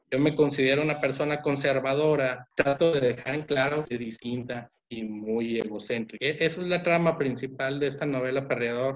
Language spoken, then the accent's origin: Spanish; Mexico; mi país, México.